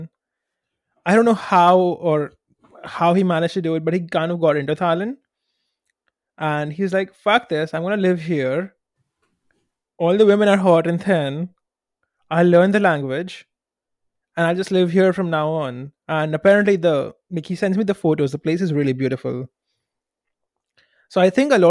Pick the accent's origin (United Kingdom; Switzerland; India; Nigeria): India; as an Indian